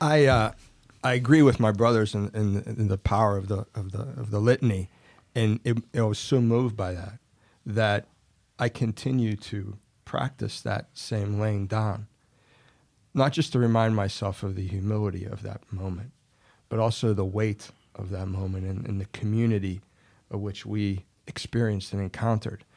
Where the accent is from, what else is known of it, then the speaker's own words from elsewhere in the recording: Ellwood City, Pennsylvania, United States; moved away as an adult; now in Florida, United States; Born originally in Elwood City, Pennsylvania, little town in Western P